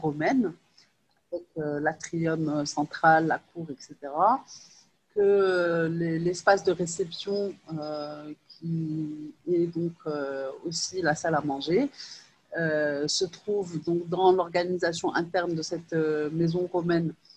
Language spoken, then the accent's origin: French; Rabat, Rabat-Salé-Kénitra, Morocco; also born or lived in Lyon, France; je suis née à Lyon, euh, et j'ai, j'ai, euh, j'ai fait la majorité de mes études, en fait, à, à Rabat